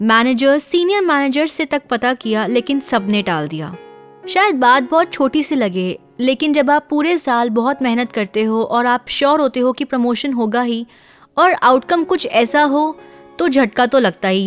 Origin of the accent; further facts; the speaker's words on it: Delhi, India; और मैं दिल्ली से हूँ